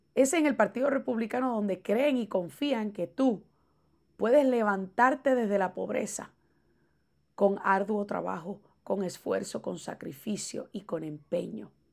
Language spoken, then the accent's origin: Spanish; Puerto Rico; yo como puertorriqueña